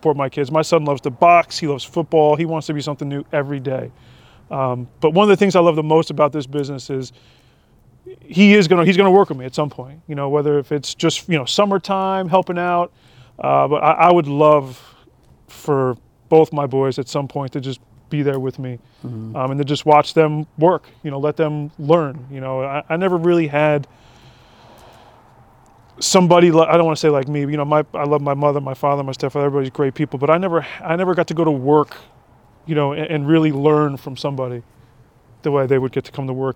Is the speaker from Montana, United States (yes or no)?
no; Keyport, New Jersey, United States; we grew up in Keyport when I was younger.